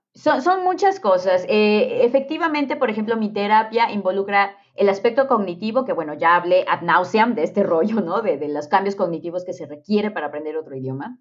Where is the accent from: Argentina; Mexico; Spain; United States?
Mexico; los mexicanos estamos en un lugar extraordinariamente privilegiado